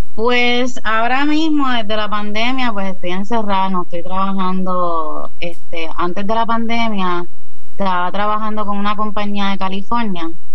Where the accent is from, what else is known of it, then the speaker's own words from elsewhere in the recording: Caguas, Puerto Rico; also born or lived in Cidra, Puerto Rico; now in San Juan, Puerto Rico; sí vivo en San Juan, pero no soy de San Juan originalmente. Yo soy de, de Cagua y de Sidra, que es más para las montañas.